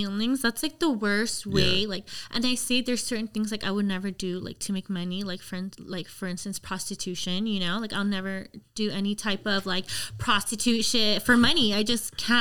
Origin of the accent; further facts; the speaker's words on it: Los Angeles, California, United States; also born or lived in Glendale, California; From LA. Yeah. Okay. I grew up in Lincoln Heights